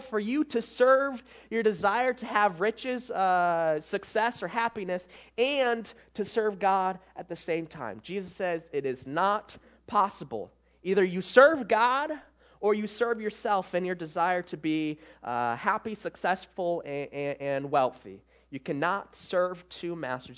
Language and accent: English; Michigan, United States; I'm from Michigan